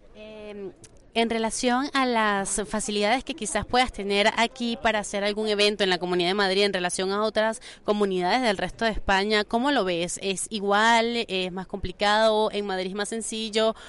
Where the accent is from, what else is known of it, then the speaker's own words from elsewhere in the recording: Venezuela; como venezolana